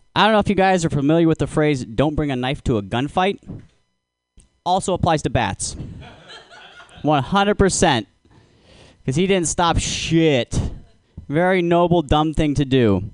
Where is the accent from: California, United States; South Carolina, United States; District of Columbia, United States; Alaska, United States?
Alaska, United States; I'm from Alaska